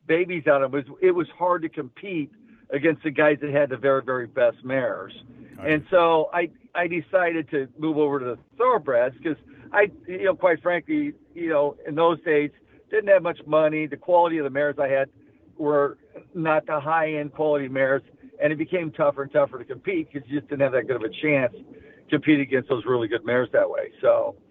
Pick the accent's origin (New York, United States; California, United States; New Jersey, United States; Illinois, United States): California, United States; Lakewood; also born or lived in Oklahoma; I grew up pretty much in Lakewood, even though I'm from Oklahoma